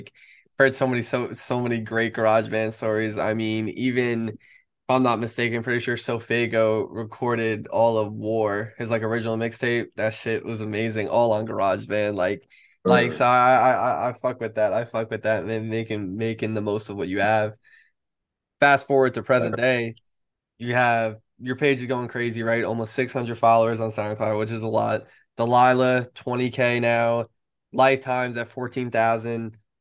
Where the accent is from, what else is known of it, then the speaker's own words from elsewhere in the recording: New York, United States; a fellow New Yorker